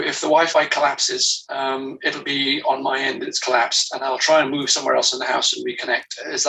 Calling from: France; I'm dialing in from France, a wonderful country.

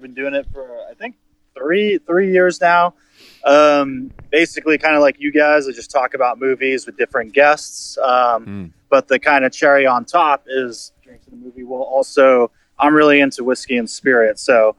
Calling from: Costa Mesa, California, United States; I'm in Costa Mesa right now, just out at some college.

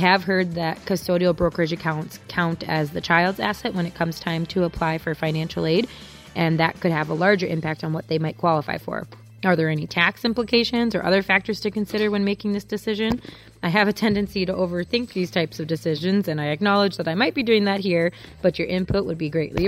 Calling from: Minnesota, United States; from Minnesota.

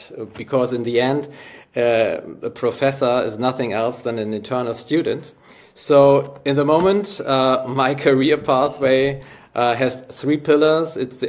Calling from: Hamburg, Germany; I'm here from Hamburg in Germany

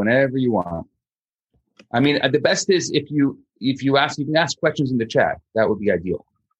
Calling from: Montreal, Quebec, Canada; Hi, everybody. … I'm coming from Montreal, Canada.

